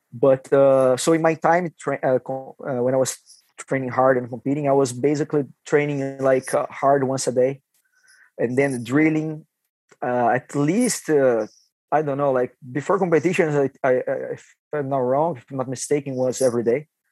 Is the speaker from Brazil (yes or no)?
yes; Taubaté, São Paulo, Brazil; English is a second language; moved away as an adult; now in Vancouver, Canada; got lucky to start on alliance gym you know in my hometown